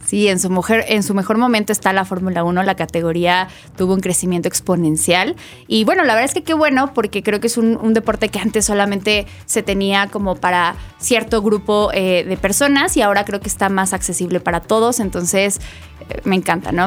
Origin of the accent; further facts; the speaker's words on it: Mexico; nosotros como mexicanos